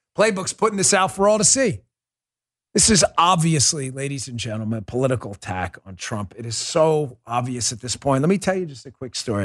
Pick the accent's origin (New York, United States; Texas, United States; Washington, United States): New York, United States; moved away; It's my hometown. I was born there